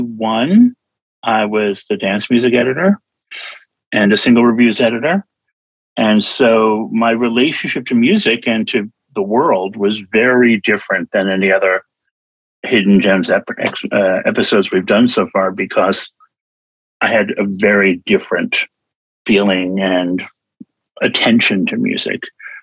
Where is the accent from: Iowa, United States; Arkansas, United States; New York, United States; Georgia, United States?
New York, United States; moved away as an adult; now in Wales, United Kingdom; I was born and raised in New York. So I was in New York up until I moved to Wales last year.